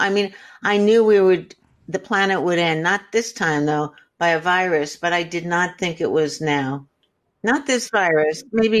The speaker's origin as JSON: {"language": "English", "region": "Shanghai", "country": "China", "tie": "born or raised there", "said": "I was raised in Shanghai. My father was CIA."}